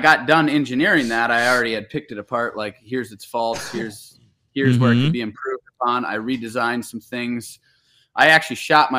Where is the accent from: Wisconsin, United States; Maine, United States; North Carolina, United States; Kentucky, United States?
Wisconsin, United States; I was, yes.